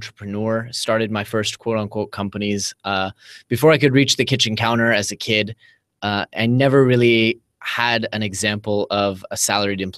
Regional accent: Bay Area, California, United States; moved away as an adult; now in Tel Aviv, Israel; my hometown, you know, in the Bay Area

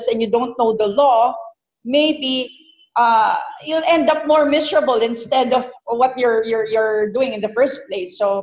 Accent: Philippines; moved away as an adult; also born or lived in Doha, Qatar; being a Filipina

